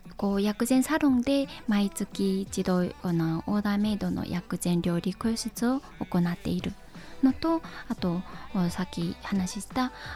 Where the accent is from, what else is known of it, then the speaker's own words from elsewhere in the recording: China; Japanese is a second language; moved away as an adult; also born or lived in Korea (ancestry); now in Japan; 中国の信陽っていうところで、はい生まれてで日本に来たのは